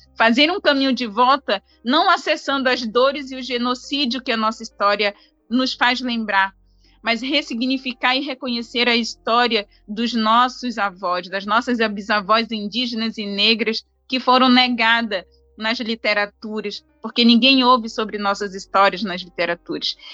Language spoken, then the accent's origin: Portuguese; Brazil; A gente se envergonha das nossas origens enquanto brasileiros